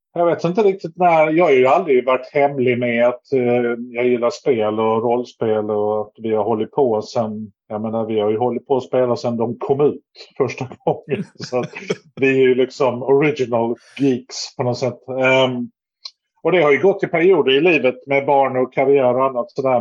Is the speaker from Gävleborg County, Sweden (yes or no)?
no; Lund, Skåne, Sweden; also born or lived in Stockholm / Malmö; jag är från Lund och har väl bott i Lund.